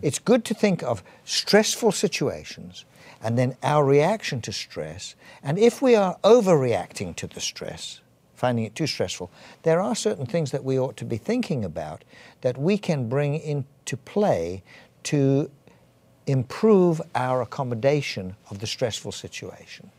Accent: England, United Kingdom; accent: English; moved away as an adult; also born or lived in Edinburgh / Canada; I'm, I'm English, as you probably can tell from my accent

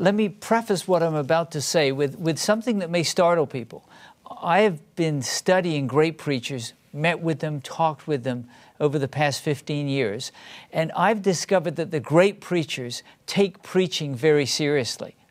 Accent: England, United Kingdom; first language English; moved away as an adult; now in United States; I grew up in a different country. I grew up in England.

